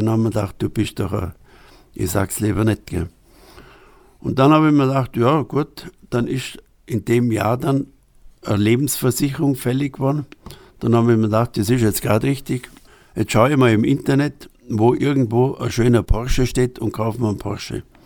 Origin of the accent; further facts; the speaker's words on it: Upper Bavaria, Germany; accent: Upper Bavarian dialect; moved away as an adult; also born or lived in Berlin; now in Nesselwang, Germany; Ein Oberbayer, ja, genau, in Oberbayern